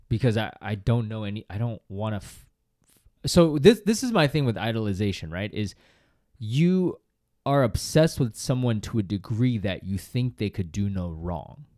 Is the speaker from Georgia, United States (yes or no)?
no; Boston, Massachusetts, United States; I grew up in Boston